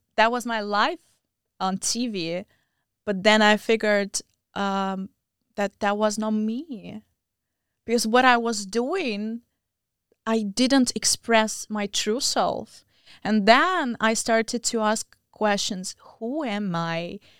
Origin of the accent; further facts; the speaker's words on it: Belarus; moved away as an adult; also born or lived in Moscow, Russia / India; now in United States; I am from Belarus